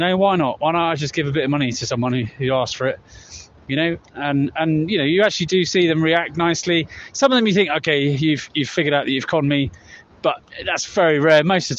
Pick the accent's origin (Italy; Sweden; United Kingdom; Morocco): United Kingdom; Wickham, England; in my hometown in England, in Wickham.